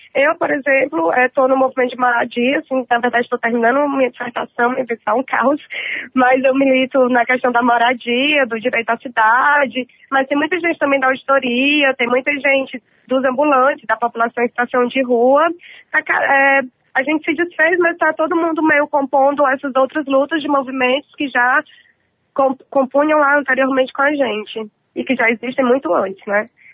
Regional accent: Fortaleza, Ceará, Brazil; now in São Paulo, Brazil; sou de Fortaleza, moro aqui em São Paulo, mas sou de Fortaleza

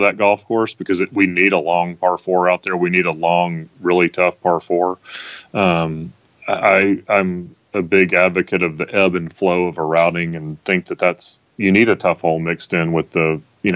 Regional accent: Tennessee, United States; I grew up, obviously, in Tennessee

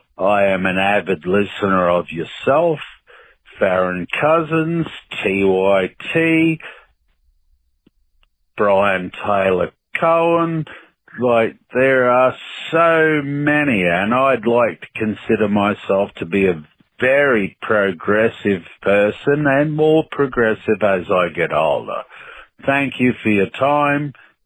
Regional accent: Australia; also born or lived in Sydney; I'm an Aussie. I live in Sydney and in Australia.

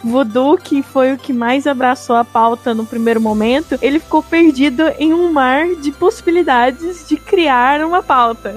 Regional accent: Brazil; Somos é, brasileiros, né? Vivemos no Brasil hoje

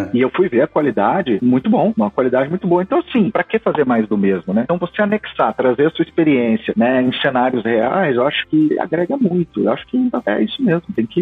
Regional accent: Rio Verde, Goiás, Brazil; also born or lived in Bellevue, Washington, United States; now in McKinney, United States; me lembra minhas origens, né, cara? Eu sou de Rio Verde, em Goiás

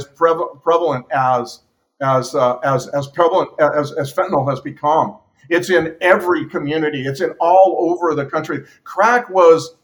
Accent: California, United States; I'm from California

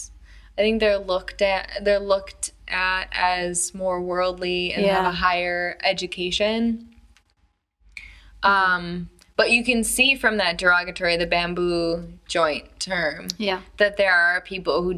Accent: United States; moved away; As an American

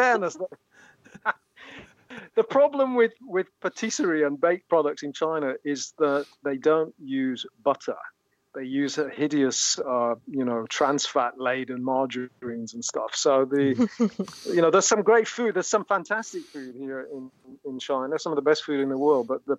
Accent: Burnley, North West England, United Kingdom; Burnley is my hometown

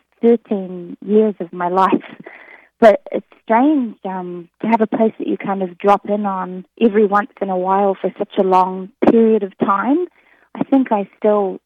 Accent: New Zealand; accent: New Zealand; moved away; I'm from New Zealand

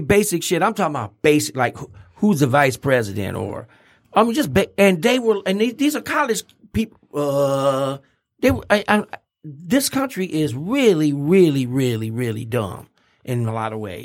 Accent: Pontiac, Michigan, United States; I went to Pontiac Central High School

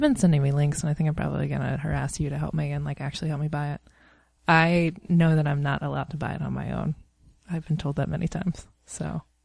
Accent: East Coast, United States; moved away; I'm from the East Coast

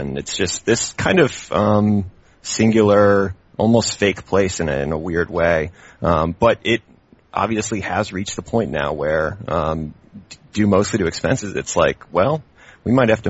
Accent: Blue Ridge, United States; You know, I grew up in the Blue Ridge, so I'm used to those old, beautiful blue mountains, you know.

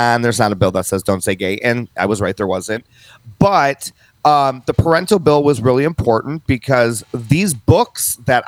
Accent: just outside of Chicago, Illinois, United States; I was born and raised just outside of Chicago

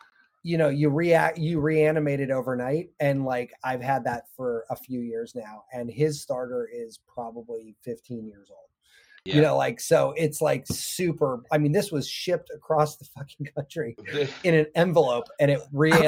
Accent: San Francisco, California, United States; I grew up in San Francisco area and everybody made sourdough.

